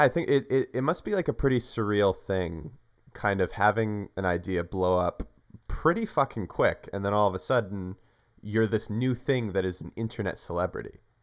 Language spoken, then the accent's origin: English; Canada; We're from Canada